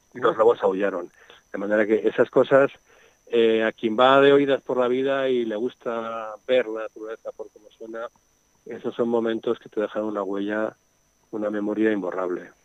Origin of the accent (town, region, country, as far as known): Madrid, Community of Madrid, Spain; born or raised there; now in Segovia, Spain